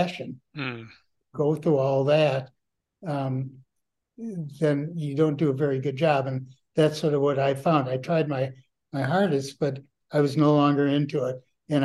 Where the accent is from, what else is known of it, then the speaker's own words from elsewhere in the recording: Milwaukee, Wisconsin, United States; moved away; We grew up together in Milwaukee all those years ago